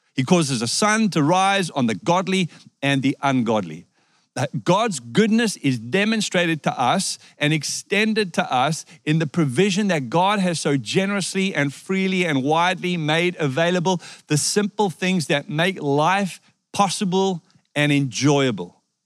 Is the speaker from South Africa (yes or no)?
yes; South Africa; moved away; I was born in South Africa